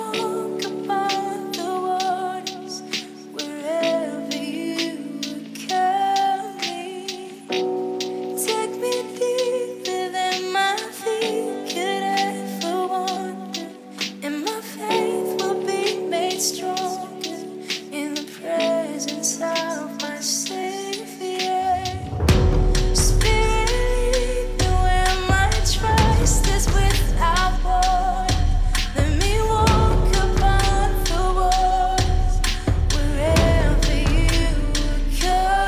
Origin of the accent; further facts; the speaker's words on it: Sacramento, California, United States; I interned at a major radio station here in my hometown of Sacramento, California.